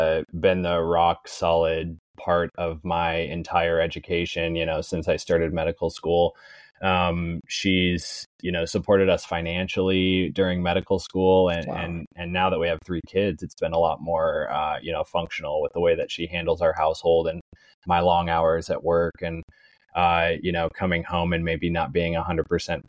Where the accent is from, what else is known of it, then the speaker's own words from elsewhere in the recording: Fort Collins, Colorado, United States; moved away as an adult; now in Florida, United States; I'm from Colorado originally, born and raised in Fort Collins.